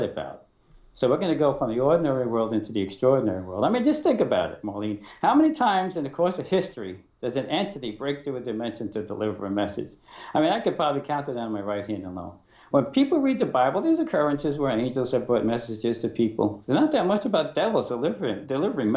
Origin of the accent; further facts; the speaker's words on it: New York City, New York, United States; I was born in Brooklyn